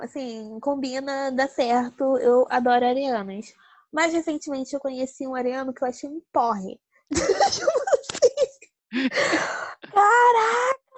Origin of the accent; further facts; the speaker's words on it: Rio de Janeiro, Brazil; eu sou aqui do Rio de Janeiro